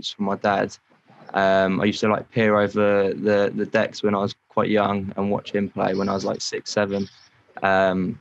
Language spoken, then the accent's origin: English; Portsmouth, South East England, United Kingdom; I'm basically from Portsmouth, and that's where I was born and raised